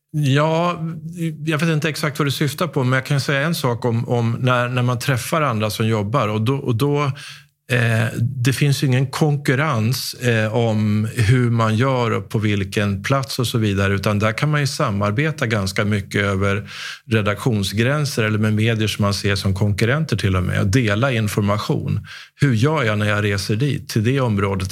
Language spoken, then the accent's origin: Swedish; Sweden; hur vi har det här hemma i Sverige.